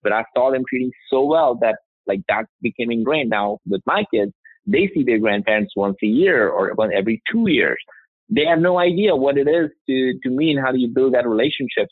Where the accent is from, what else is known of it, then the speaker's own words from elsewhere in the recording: India; now in United States; I grew up in India